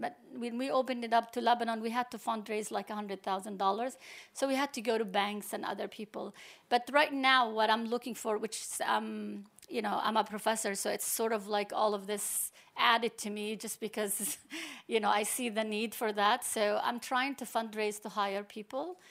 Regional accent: Palestine; also born or lived in New York, United States; now in Abu Dhabi, United Arab Emirates; I'm Palestinian, but I'm a professor of computer science at N Y U New York

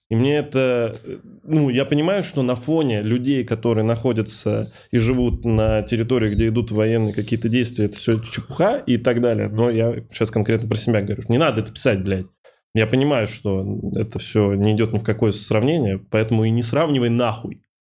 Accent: Kovrov, Vladimir Oblast, Russia; moved away; если брать Ковров и Москву, я когда из Коврова уезжал, я в том числе уезжал не помимо там учебы и прекрасной там инфраструктуры и всего остального по сравнению с Ковровым

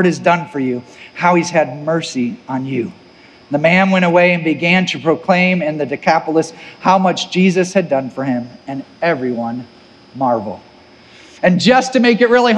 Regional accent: Missouri, United States; if you're from the Midwest, we take pride in our Midwest work ethic

